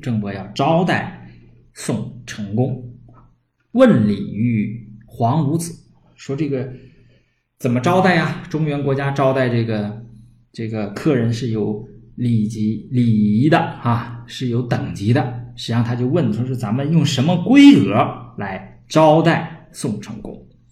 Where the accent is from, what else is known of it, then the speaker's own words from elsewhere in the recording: Northeast China, China; accent: Northeastern Mandarin; 我们东北话呢叫嘚瑟